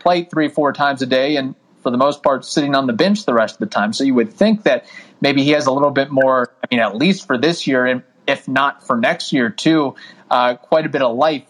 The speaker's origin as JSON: {"language": "English", "area": "Louisville area", "region": "Southern Indiana", "country": "United States", "tie": "born or raised there", "said": "growing up in Southern Indiana, Louisville area"}